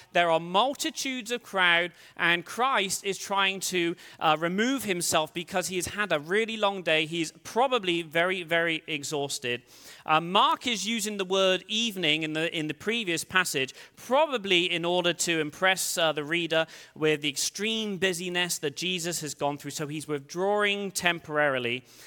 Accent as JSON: {"language": "English", "region": "England", "country": "United Kingdom", "moved": "as an adult", "lives_now": "United States", "said": "I'm from England originally. Uh, I've lived in the States for sixteen years"}